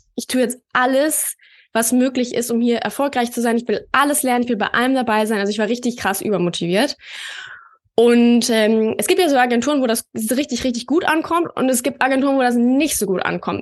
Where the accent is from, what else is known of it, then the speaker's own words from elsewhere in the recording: Berlin, Germany; Ich komme ja aus Berlin